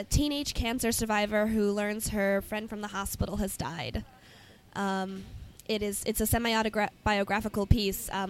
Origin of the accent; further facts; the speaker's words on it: Chicago, Illinois, United States; No, no, I'm from Chicago.